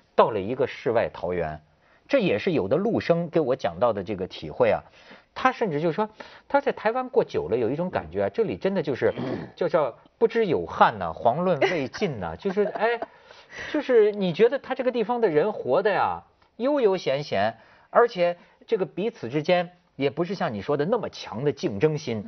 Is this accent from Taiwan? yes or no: no; China; 因为我是大陆人